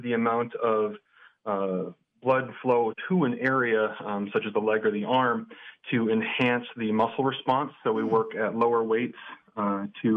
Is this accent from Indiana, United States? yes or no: no; St. Cloud, Minnesota, United States; moved away as an adult; also born or lived in Farmington, New Mexico / Foley, Minnesota; I'm originally from St. Cloud, and then I lived in Farmington, New Mexico for about 3 years